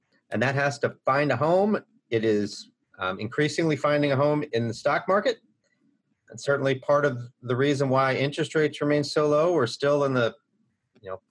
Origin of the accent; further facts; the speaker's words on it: United States; I grew up near Missouri, show me state